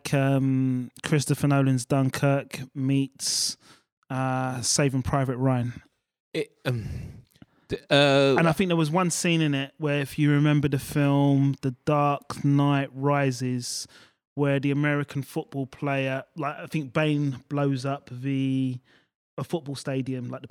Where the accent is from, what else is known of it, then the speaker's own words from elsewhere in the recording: England, United Kingdom; as an English person